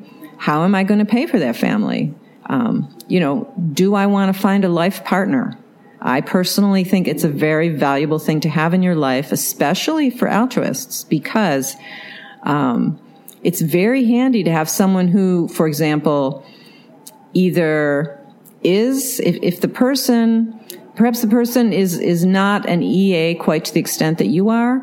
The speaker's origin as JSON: {"language": "English", "region": "New York", "country": "United States", "tie": "born or raised there", "also_born_or_lived": "Massachusetts", "moved": "as an adult", "lives_now": "San Francisco Bay Area, United States", "said": "I was brought up in New York State"}